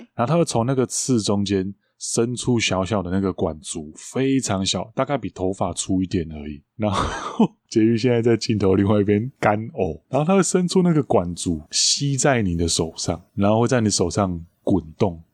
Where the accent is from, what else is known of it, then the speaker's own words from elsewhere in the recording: Taiwan; 我们台湾人